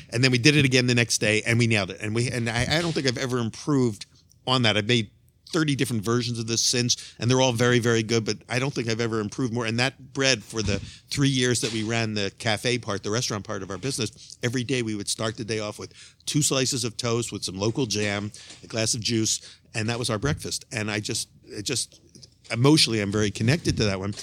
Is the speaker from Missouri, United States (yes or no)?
no; Philadelphia, Pennsylvania, United States; I'm from Philadelphia, Pennsylvania